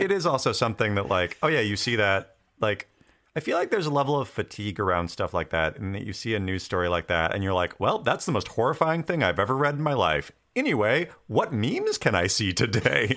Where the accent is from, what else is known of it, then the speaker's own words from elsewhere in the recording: Western Washington State, United States; I grew up in Western Washington State, and I went to school in Eastern Washington State at Washington State University